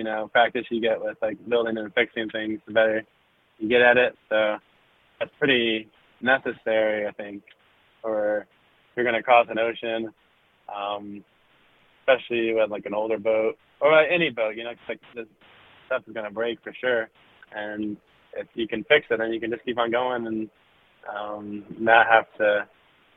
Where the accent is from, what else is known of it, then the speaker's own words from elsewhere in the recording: North Carolina, United States; moved away; I'm from North Carolina, originally.